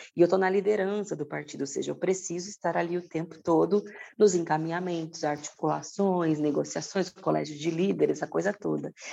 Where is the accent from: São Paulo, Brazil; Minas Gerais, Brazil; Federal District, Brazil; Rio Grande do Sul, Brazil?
São Paulo, Brazil; Presidente Prudente; moved away as an adult; now in São Paulo, Brazil; Eu sou do interior de São Paulo, de Presidente Prudente, me mudei para São Paulo quando eu passei na USP em letras